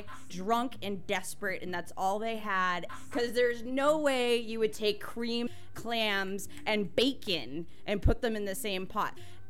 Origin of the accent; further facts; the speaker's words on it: Harwich, Massachusetts, United States; also born or lived in Hyannis; but I was born in Hyannis and grew up in Harwich.